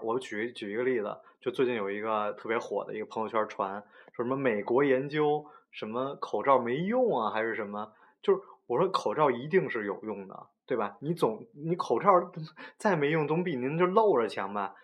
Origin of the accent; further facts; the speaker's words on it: Beijing, China; accent: Beijing dialect; 我们北京话